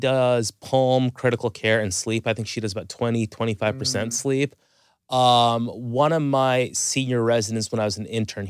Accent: Toronto, Ontario, Canada; So, I mean, I'm Canadian from Toronto.

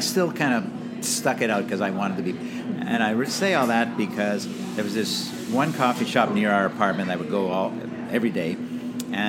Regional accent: Montreal, Quebec, Canada; moved away; growing up in Montreal

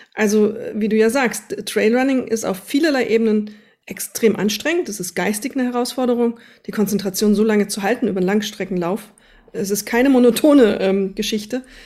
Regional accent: Wetterau, near Vogelsberg, Hesse, Germany; ist meine Heimat, Vogelsberg. Da komme ich irgendwie aus der Nähe, zumindest her, aus dem Wetterau

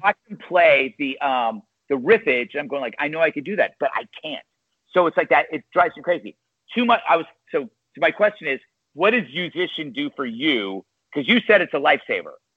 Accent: West Coast, United States; moved away; I'm from the West Coast.

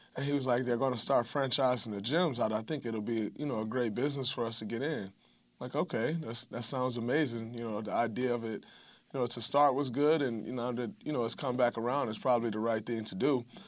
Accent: Saginaw, Michigan, United States; moved away; going back to my hometown of Saginaw

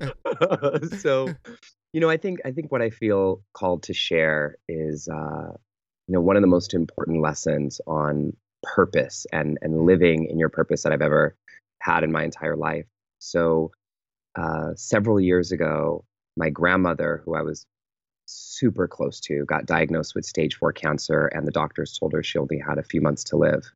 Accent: Pittsburg, California, United States; moved away; I fly home to the Bay Area, to my hometown, um, called Pittsburgh, California.

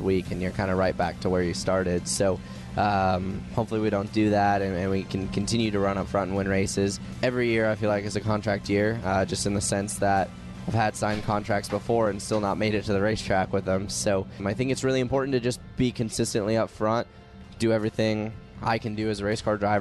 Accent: Tucson, Arizona, United States; now in North Carolina, United States; I'm from Tucson

